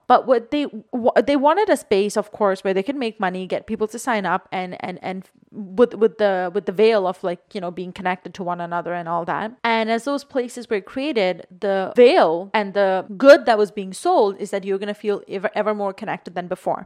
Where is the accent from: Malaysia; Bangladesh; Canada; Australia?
Bangladesh; moved away; I was born and raised in Bangladesh, and I'm South Asian